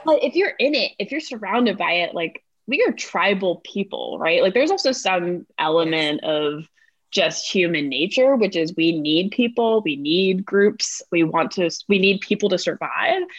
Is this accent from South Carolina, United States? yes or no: no; North Carolina, United States; born or raised there; moved away as an adult; also born or lived in Atlanta, Georgia